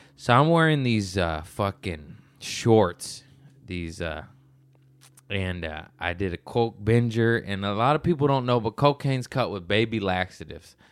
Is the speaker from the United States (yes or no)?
yes; Torrance, California, United States; we're both from Torrance